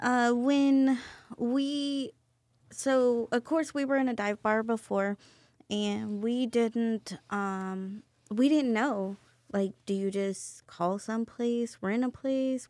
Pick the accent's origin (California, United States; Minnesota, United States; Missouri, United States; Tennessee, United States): Missouri, United States; Cairo; now in San Antonio, United States; I am a small town country girl from Missouri. I grew up in a town of a hundred people